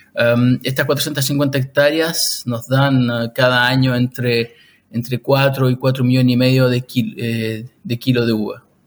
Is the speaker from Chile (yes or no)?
yes; Chile; moved away as an adult; also born or lived in Switzerland; now in Lausanne, Switzerland; yo soy chileno de origen, ahora vivo en Suiza